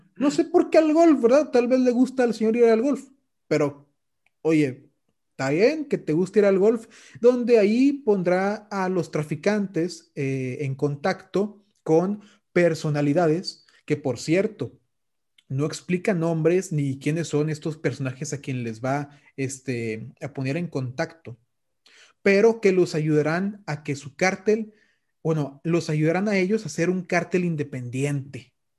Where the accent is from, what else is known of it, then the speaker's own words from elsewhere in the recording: Mexico; yo siendo un mexicano